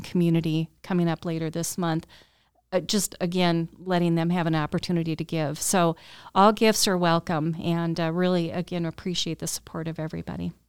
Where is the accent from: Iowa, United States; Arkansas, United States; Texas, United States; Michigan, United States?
Iowa, United States; Cedar Rapids; moved away as an adult; also born or lived in Colorado; I'm from Cedar Rapids originally, but went to school out in Colorado